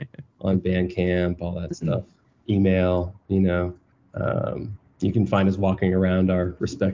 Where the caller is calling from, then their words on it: West Coast, United States; Since I'm calling from the West Coast